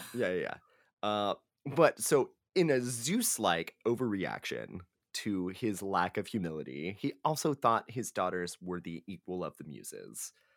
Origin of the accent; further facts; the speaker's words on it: Texas, United States; we are from Texas where they have the blue bonnet